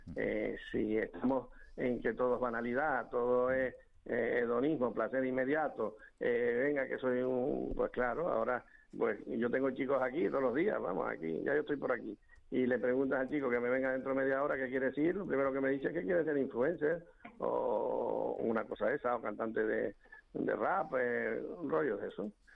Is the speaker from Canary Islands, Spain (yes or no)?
yes; Santa Cruz de Tenerife, Canary Islands, Spain; como soy chicharrero